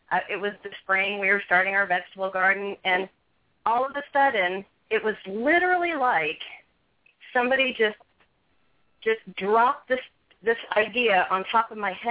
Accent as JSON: {"language": "English", "region": "West Coast", "country": "United States", "tie": "born or raised there", "said": "I'm a country girl. I I grew up on the West Coast, but you know, I I have moved all over the country"}